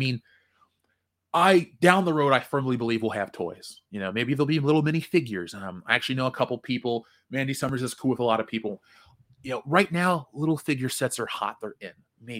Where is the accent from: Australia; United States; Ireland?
United States; Cincinnati, Ohio; I grew up with that on Channel 64. So for those who are, those who listen to the show, if I ever talk about Channel 64 in Cincinnati, and Jonathan Hurst knows what's up